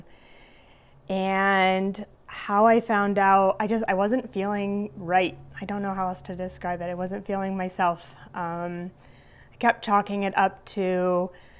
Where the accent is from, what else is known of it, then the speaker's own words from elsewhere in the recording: Glens Falls, New York, United States; now in Delmar, United States; I am from Glens Falls, New York. I currently live in Del Mar, just outside of Albany